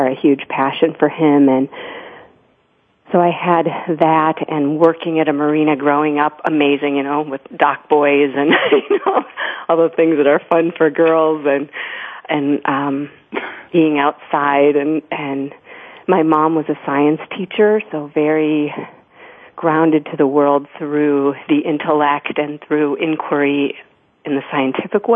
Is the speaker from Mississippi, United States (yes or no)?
no; Grand Haven, Michigan, United States; I was born in Grand Rapids, Michigan, but my family moved to Grand Haven, Michigan when I was 2 years old